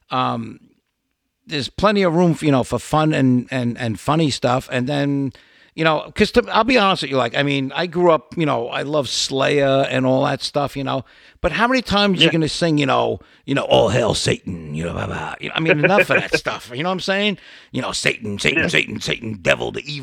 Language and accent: English; New York City, New York, United States; I'm a New York guy like you. I'm from Brooklyn, New York